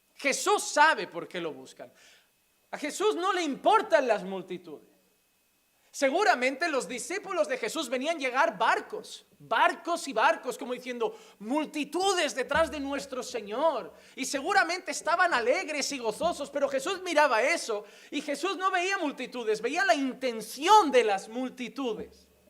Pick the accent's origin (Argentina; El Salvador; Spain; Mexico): Spain; now in Sant Vicenç dels Horts, Spain; como decimos en España